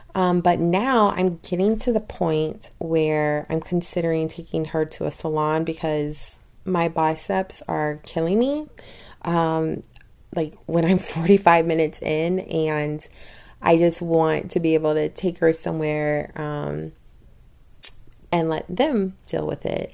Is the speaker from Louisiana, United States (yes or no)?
yes; Louisiana, United States; I tell him Louisiana